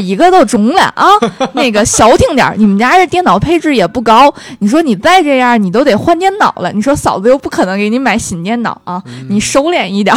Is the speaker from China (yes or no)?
yes; Tangshan, Hebei, China; now in Beijing, China; 我是唐山人